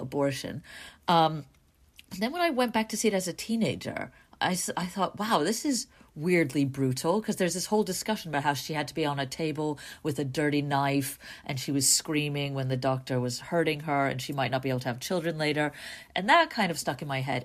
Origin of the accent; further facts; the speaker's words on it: New York, United States; growing up in New York